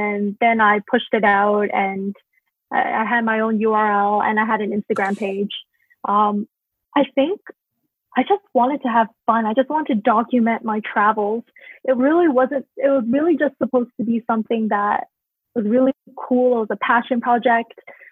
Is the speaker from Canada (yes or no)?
yes; Canada; also born or lived in Hong Kong; I grew up in Canada